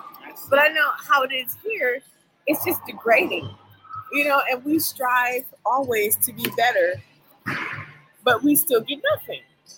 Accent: California, United States; now in Virginia, United States; I grew up in California, and there weren't too many African-Americans in that community.

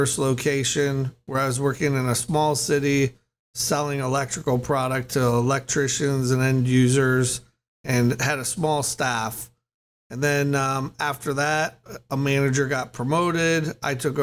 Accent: Chicago, Illinois, United States; moved away as an adult; also born or lived in California; I grew up in the Chicago area

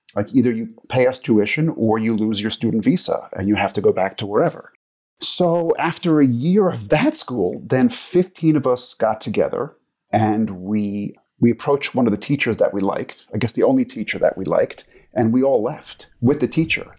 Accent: New York, United States; moved away as an adult; also born or lived in Los Angeles / Croatia; now in Geneva, Switzerland; I grew up in New York, but I have not lived in the U S for probably coming up on ten years now

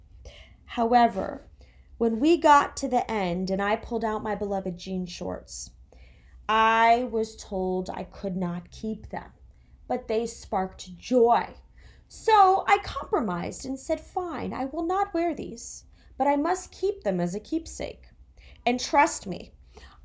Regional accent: Florida, United States; moved away as an adult; also born or lived in New Jersey; now in New York City, United States; I'm from Florida. I was born in New Jersey, but I've lived in Florida since I was 7 years old.

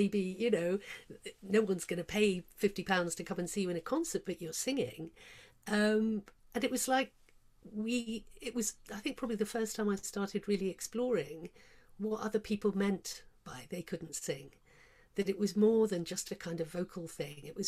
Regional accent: Cornwall, South West England, United Kingdom; moved away as an adult; also born or lived in London; I come from Cornwall, in a little fishing village down there

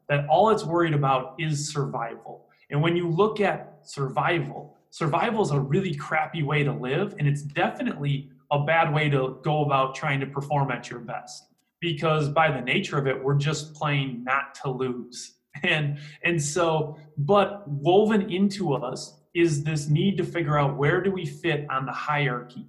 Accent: Green Bay, Wisconsin, United States; I'm from Green Bay, Wisconsin

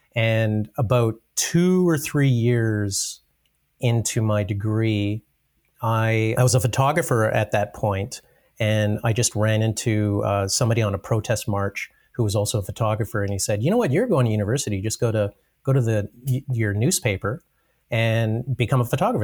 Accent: Brooks, Alberta, Canada; also born or lived in Calgary; I guess I'm born and raised Albertan, but mostly in Brooks. So I, I grew up in Brooks

